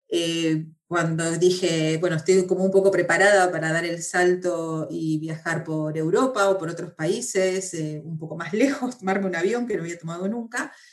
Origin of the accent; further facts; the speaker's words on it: Argentina; moved away as an adult; now in Spain; me vine no hace poco, sino que hace 15 años que estoy en España, si bien no se nota